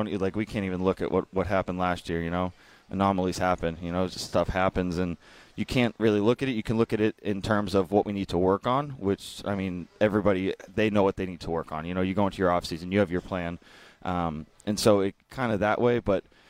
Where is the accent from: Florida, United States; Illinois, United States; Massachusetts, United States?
Massachusetts, United States; Boston; now in Jupiter, United States; I know I'm from Boston. I grew up in cold. My blood has become so thin since I've moved down to Jupiter.